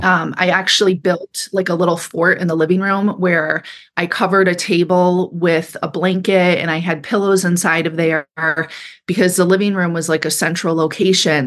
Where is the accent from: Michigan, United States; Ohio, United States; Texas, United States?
Michigan, United States; Kalamazoo; moved away as an adult; also born or lived in San Francisco; I grew up in Michigan, and I grew up downstate in, outside of Kalamazoo, Michigan